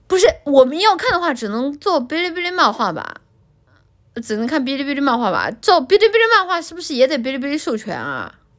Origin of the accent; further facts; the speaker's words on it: China; 我们作为中国人